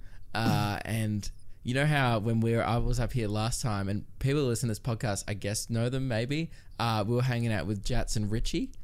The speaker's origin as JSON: {"language": "English", "town": "Melbourne", "region": "Victoria", "country": "Australia", "tie": "born or raised there", "said": "growing up in Melbourne"}